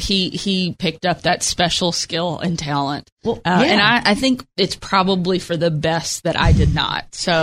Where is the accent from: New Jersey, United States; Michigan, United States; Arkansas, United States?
Arkansas, United States; Texarkana; And I grew up in Texarkana and was living there at the time.